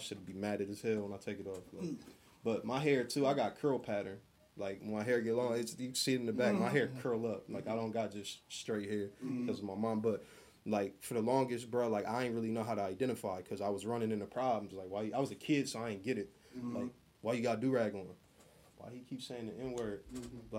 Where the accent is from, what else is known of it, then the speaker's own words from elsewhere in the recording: Columbus, Ohio, United States; I'm from Columbus.